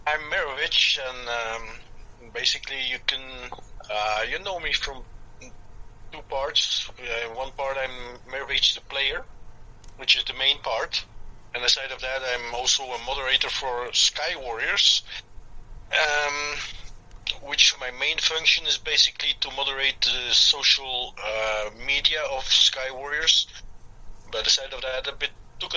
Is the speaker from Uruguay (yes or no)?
no; Belgium; moved away as an adult; now in Peru; I'm just a Belgian guy. I was born and raised in Belgium, and 10 years ago, I moved to Peru because I married a Peruvian